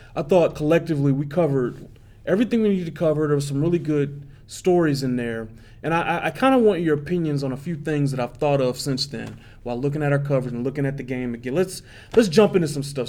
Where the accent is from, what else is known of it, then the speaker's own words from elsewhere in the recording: Detroit, Michigan, United States; now in Kansas City, United States; I'm from Detroit